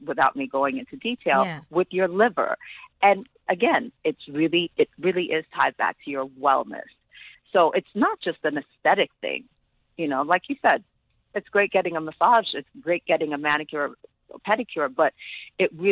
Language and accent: English; Ethiopia; moved away; also born or lived in New York, United States / South Africa; I was born and raised in Ethiopia